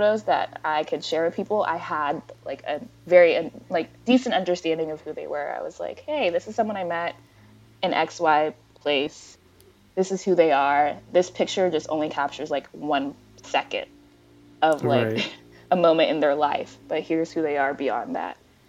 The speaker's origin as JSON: {"language": "English", "country": "United States", "tie": "born or raised there", "said": "I'm Nigerian American. I was born in the States."}